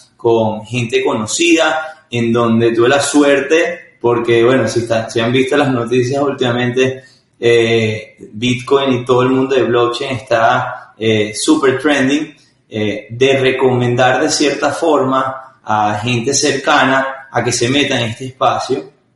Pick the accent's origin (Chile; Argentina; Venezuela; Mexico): Venezuela; Caracas, Capital District; yo nací en, soy venezolano, nací en Caracas